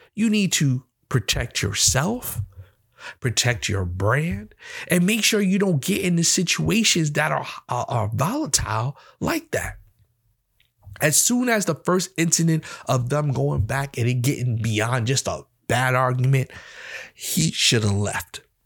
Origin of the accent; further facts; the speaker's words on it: New York, United States; I'm from New York myself